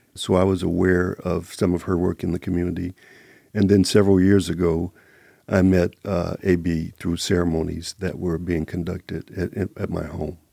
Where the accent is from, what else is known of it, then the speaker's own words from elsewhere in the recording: Kansas City, Kansas, United States; now in Las Vegas, United States; I'm originally from Kansas City, Kansas.